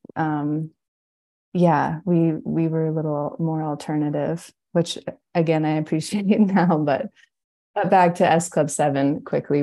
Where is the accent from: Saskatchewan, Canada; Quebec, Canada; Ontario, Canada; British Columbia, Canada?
British Columbia, Canada; I'm in my hometown and it's in the mountains in British Columbia.